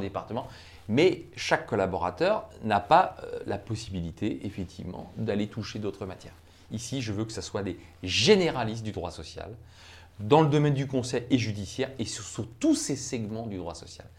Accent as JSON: {"language": "French", "region": "Brittany", "country": "France", "said": "je suis breton"}